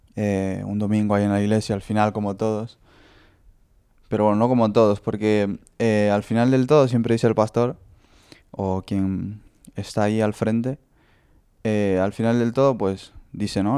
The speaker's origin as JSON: {"language": "Spanish", "country": "Honduras", "moved": "yes", "lives_now": "Lugo, Spain", "said": "Soy de Honduras y bueno, tengo 21 años."}